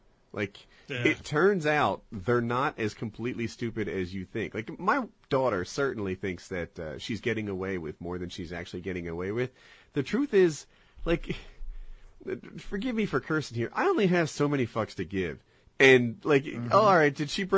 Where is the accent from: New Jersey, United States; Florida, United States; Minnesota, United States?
New Jersey, United States; I was raised in Jersey outside Pennsylvania, outside Philadelphia